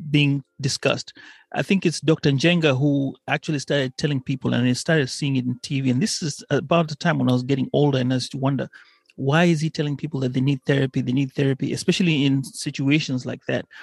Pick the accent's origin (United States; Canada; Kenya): Kenya; as I was growing up in Kenya